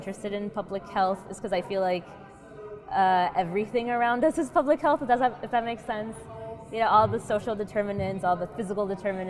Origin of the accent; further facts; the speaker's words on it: North Carolina, United States; moved away; also born or lived in Massachusetts; I'm from North Carolina